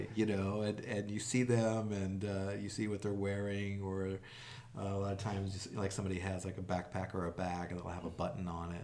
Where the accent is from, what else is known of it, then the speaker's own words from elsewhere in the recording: Los Angeles, California, United States; also born or lived in New York; I was born in New York, but I grew up here in Los Angeles